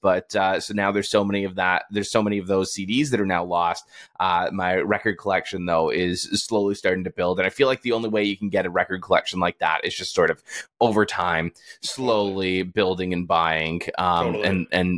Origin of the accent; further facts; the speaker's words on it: Toronto, Ontario, Canada; I'm from Toronto